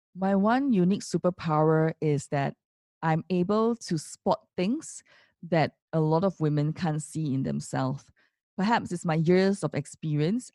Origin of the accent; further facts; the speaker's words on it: Singapore; as Singaporeans